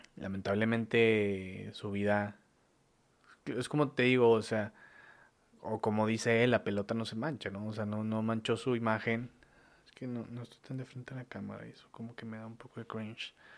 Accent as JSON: {"language": "Spanish", "country": "Mexico", "said": "soy mexicano, güey, o sea, soy mexicano"}